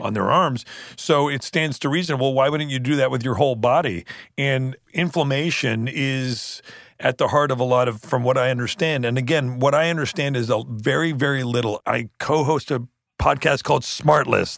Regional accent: Canada; growing up in Canada, growing up in Canada, we spent a lot of time up the, you know, this lake with my grandparents way up in Northern Ontario.

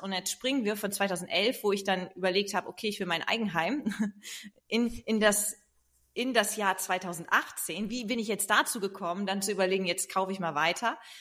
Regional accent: East Frisia, Lower Saxony, Germany; now in Hamburg, Germany; dann bin ich nach Ostfriesland in meine Heimat gegangen

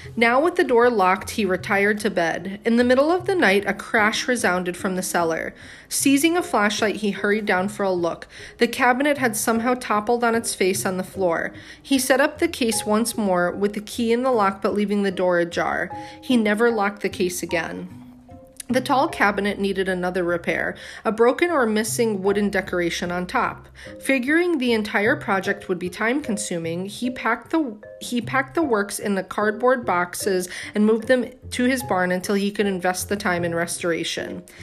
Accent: Clifton Park, New York, United States; my hometown a little bit Clifton Park

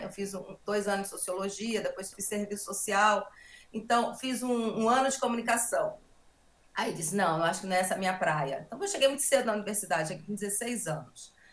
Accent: Roraima, Brazil; now in Rio de Janeiro, Brazil; Eu sou, eu sou de Roraima e antes de eu falar da minha saída, eu acho importante eu falar dessa minha referência em Roraima, porque eu começo a praticar e a conhecer o que é sociedade, o que é família, né, em Roraima

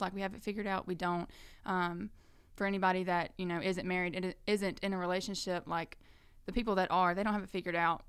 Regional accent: Birmingham, Alabama, United States; now in Florence, United States; I'm originally from Birmingham

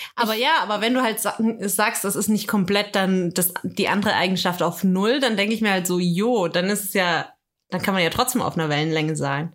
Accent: Swabia, Germany; Ich bin Schwabe.

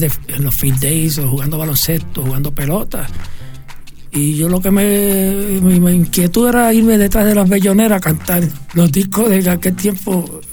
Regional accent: Cataño, Puerto Rico; also born or lived in Santurce, Puerto Rico; después fue para Cataño que fui y ese, ahí me crié

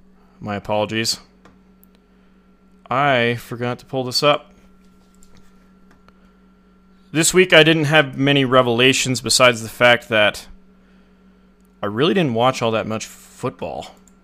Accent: Los Angeles, California, United States; now in Wyoming, United States; I was born in Los Angeles.

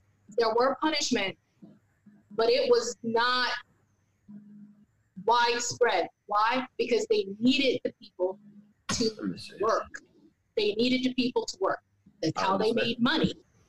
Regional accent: the South, United States; I'm from the South.

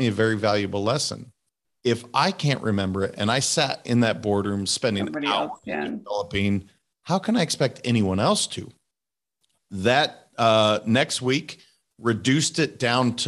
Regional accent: Montana, United States; my home state

